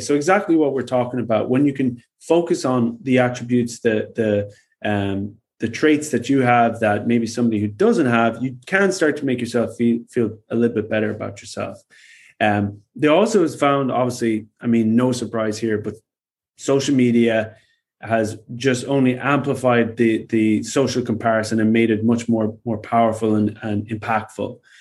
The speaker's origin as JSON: {"language": "English", "country": "Ireland", "said": "I am Irish"}